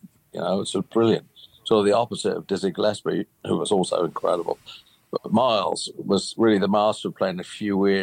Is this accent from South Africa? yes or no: no; United Kingdom; I grew up in Britain